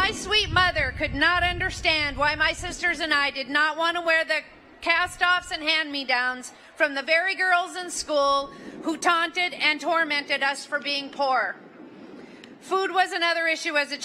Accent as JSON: {"language": "English", "town": "Butte", "region": "Montana", "country": "United States", "tie": "born or raised there", "said": "from Butte, Montana, a copper mining town in the Rocky Mountains. I grew up in a very large family of 13 children"}